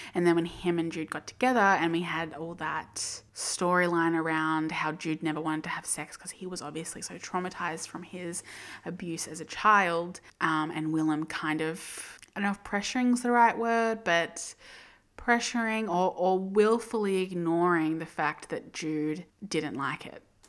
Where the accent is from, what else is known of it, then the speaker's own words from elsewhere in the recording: Australia; as an Australian